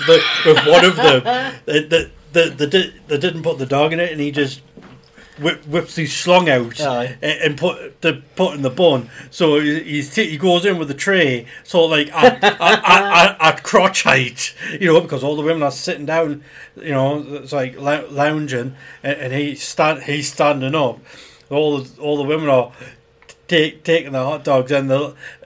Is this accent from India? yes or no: no; United Kingdom; we're British